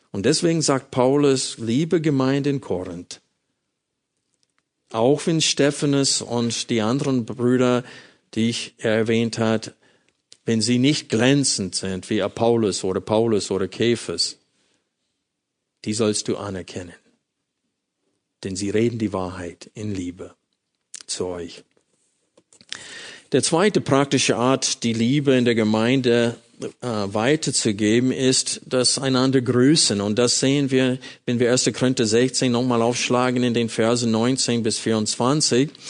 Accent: United States; German is a second language; now in Germany; das wurde mir als Amerikaner sehr bewusst

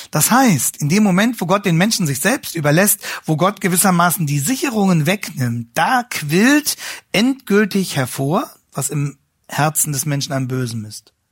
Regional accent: Hanover, Lower Saxony, Germany; Ähm, ich komme ja aus Hannover, wie Sie wissen.

